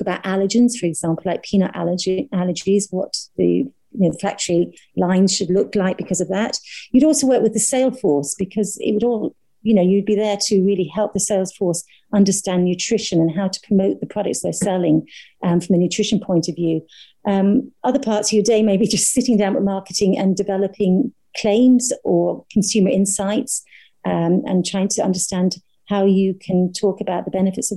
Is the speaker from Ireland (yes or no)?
yes; Ireland; also born or lived in Dublin; I'm Irish. So I did all my training in Dublin.